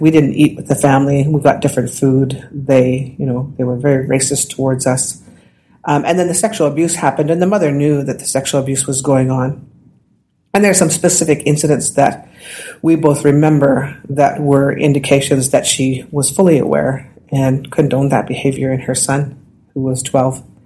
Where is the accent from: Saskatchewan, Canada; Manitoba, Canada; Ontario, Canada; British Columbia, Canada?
Saskatchewan, Canada; Saskatoon; also born or lived in Oyen, Alberta / Gordon's First Nation; I was born in Alberta. Then when my mother, my father passed away, my mother moved us all to Saskatoon within a couple of years